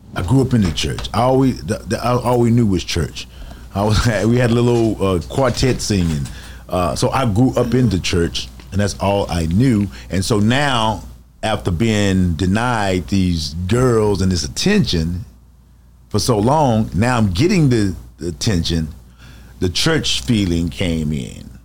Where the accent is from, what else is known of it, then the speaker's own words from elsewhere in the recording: Dallas, Texas, United States; I'm born and raised in Dallas, Texas, Oak Cliff.